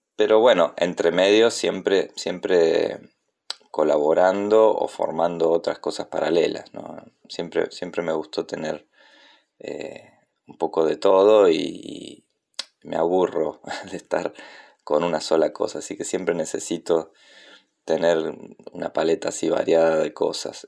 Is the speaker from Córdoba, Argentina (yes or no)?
yes; Córdoba, Argentina; also born or lived in Río Negro; now in Buenos Aires, Argentina; nací en Córdoba, pero vivo en Buenos Aires desde 1994, también viví en Río Negro antes